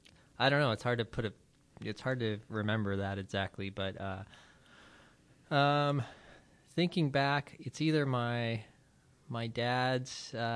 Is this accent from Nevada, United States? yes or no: yes; Las Vegas, Nevada, United States; I grew up in Las Vegas, Nevada, but my father is from Akron, Ohio.